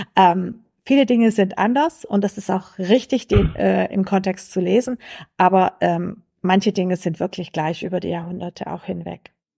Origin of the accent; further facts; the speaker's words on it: Swabia, Baden-Württemberg, Germany; accent: Swabian; der schwäbische Dialekt für mich auch ein Stück Heimat, äh, weil ich hier aufgewachsen bin